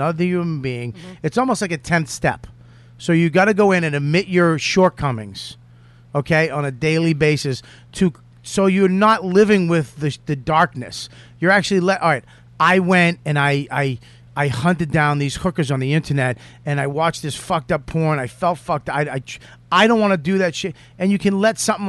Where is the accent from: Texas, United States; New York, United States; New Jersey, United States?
New York, United States; New York City; I grew up with them in the East Village